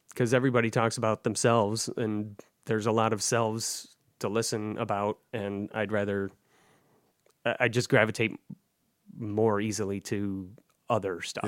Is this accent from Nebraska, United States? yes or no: no; Livonia, Michigan, United States; also born or lived in Seattle; growing up in Livonia, I grew up a Michigan fan